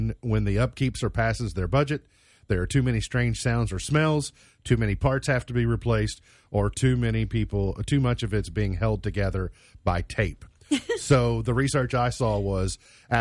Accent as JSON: {"language": "English", "region": "Kentucky", "country": "United States", "said": "I'm proud to be a Kentuckian"}